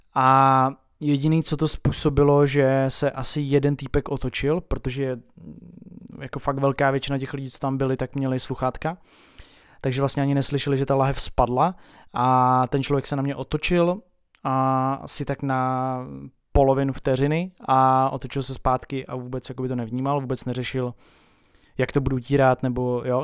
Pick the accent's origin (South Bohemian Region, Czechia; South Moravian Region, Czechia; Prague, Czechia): South Bohemian Region, Czechia; Tábor; u nás v Táboře